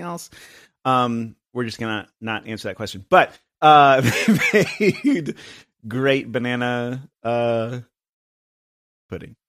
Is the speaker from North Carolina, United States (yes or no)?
yes; Asheville, North Carolina, United States; also born or lived in Austin; now in Chattanooga, United States; I'm from Asheville, North Carolina originally